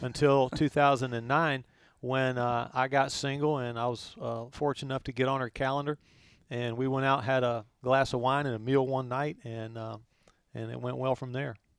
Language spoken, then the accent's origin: English; Chapel Hill, North Carolina, United States; I grew up in Chapel Hill